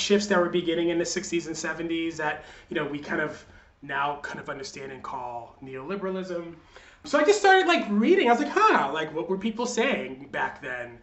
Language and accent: English; New York, United States; I grew up in New York in the 80s and 90s.